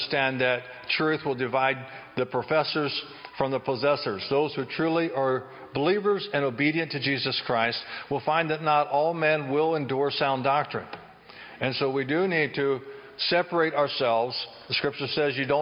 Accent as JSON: {"language": "English", "town": "Chambersburg", "region": "Pennsylvania", "country": "United States", "said": "I'm from Chambersburg area"}